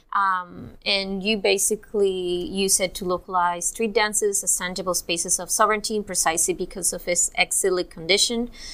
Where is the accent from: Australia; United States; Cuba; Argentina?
Cuba; I'm also Cuban